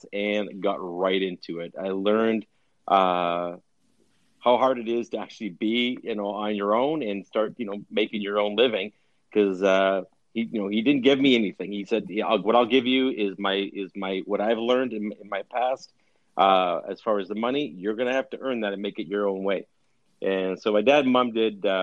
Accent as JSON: {"language": "English", "town": "Winnipeg", "region": "Manitoba", "country": "Canada", "tie": "born or raised there", "moved": "yes", "said": "we were born and raised in Winnipeg. My dad was, at least, and all of us kids were"}